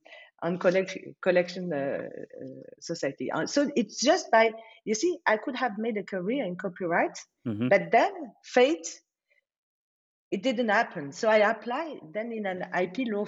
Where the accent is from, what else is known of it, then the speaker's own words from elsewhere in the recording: Strasbourg, Grand Est, France; English is a second language; moved away as an adult; also born or lived in Leicester, United Kingdom / Paris; I was born in Strasbourg and educated there.